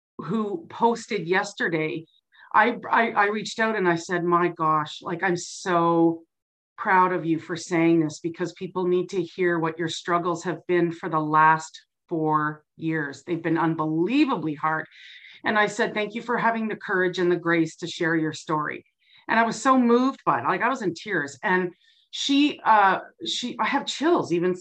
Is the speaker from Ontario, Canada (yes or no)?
yes; Burlington, Ontario, Canada; moved away as an adult; now in Grande Prairie, Canada; I grew up in Burlington, Ontario